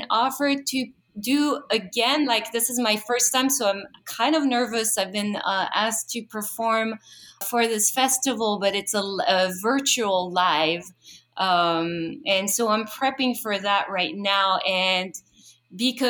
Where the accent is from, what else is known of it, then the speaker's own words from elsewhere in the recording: Paris, Île-de-France, France; moved away; I was born and raised in Paris.